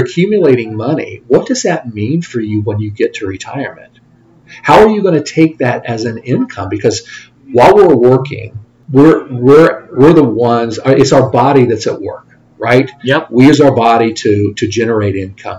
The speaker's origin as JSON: {"language": "English", "town": "Lafayette", "region": "Indiana", "country": "United States", "tie": "born or raised there", "also_born_or_lived": "Bloomington, Indiana / Plainfield, Indiana / Fort Wayne, Indiana / Columbus, Ohio", "said": "I grew up in the Lafayette area"}